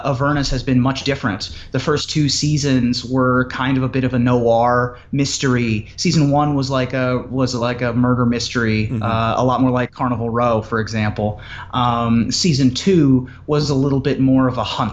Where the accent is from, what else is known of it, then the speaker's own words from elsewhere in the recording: Ohio, United States; also born or lived in Washington, D.C.; I moved away from Washington, D.C. to Ohio when I was 8.